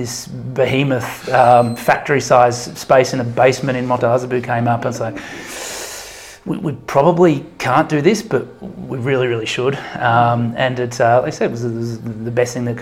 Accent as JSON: {"language": "English", "town": "Ballarat", "region": "Victoria", "country": "Australia", "tie": "born or raised there", "moved": "as an adult", "said": "my hometown Ballarat"}